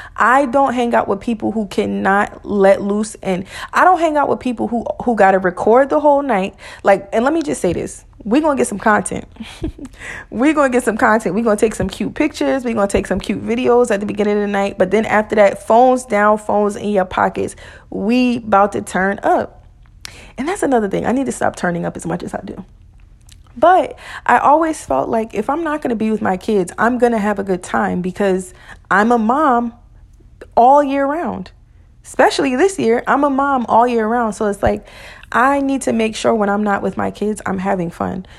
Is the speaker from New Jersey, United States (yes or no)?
yes; New Jersey, United States; moved away; I'm from Jersey.